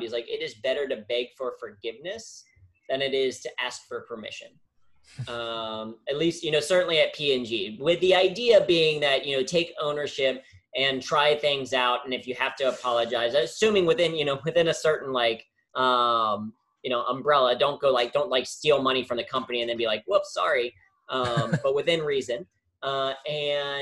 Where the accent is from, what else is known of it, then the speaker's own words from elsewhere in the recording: Cincinnati, Ohio, United States; first language English; moved away as an adult; now in New York City, United States; when I decided to move from Cincinnati, where I grew up, my hometown